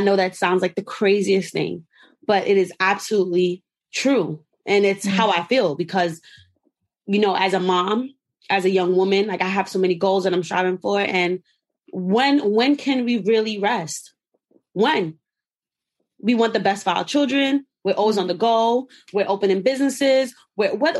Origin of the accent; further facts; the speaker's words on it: New York City, New York, United States; I am from Flatbush, Brooklyn, New York.